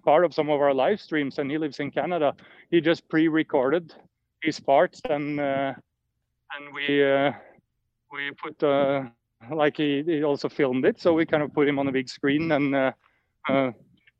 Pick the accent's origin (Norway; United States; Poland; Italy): Norway; Notodden, Vestfold og Telemark; moved away as an adult; also born or lived in Oslo; I moved back to Notodden, my hometown, where I live more quietly now